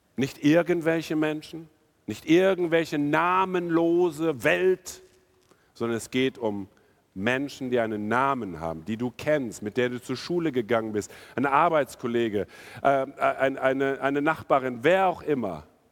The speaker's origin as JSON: {"language": "German", "country": "India", "tie": "born or raised there", "also_born_or_lived": "North Rhine-Westphalia, Germany / Tostedt, Germany", "moved": "yes", "lives_now": "Germany", "said": "ich bin in Indien aufgewachsen"}